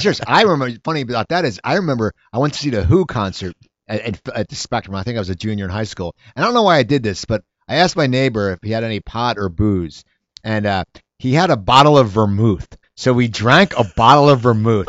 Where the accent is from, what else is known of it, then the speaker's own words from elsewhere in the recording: Cherry Hill, New Jersey, United States; I grew up in Cherry Hill, New Jersey